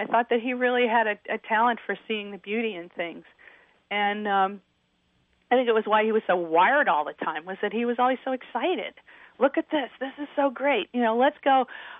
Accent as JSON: {"language": "English", "region": "New York", "country": "United States", "said": "Long Island. You know, I graduated from college, and I sold my horse, and I moved into this really scary neighborhood"}